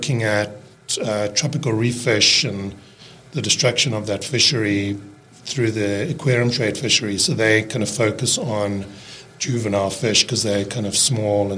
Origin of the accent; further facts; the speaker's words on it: Cape Town, Western Cape, South Africa; accent: South African; first language English; moved away as an adult; also born or lived in Seattle, United States / New Zealand; now in Bainbridge Island, United States; I grew up in Cape Town